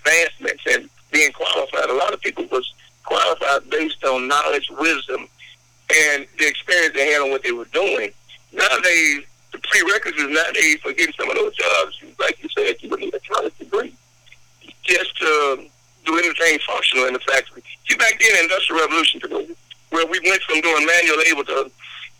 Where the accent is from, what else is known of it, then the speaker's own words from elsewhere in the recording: Shreveport, Louisiana, United States; I was born and raised in the Shreveport